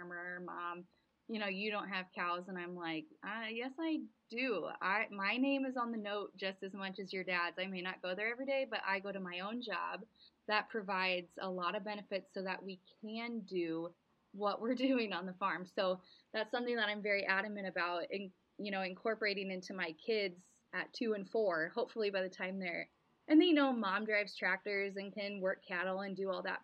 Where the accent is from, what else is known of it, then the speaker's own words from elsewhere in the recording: near Omaha, Nebraska, United States; the farm I grew up on is gone